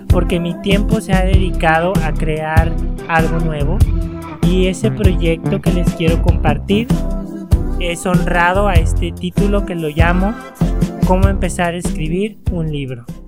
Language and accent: Spanish; Mexico; sí tenemos mucha cultura como mexicanos.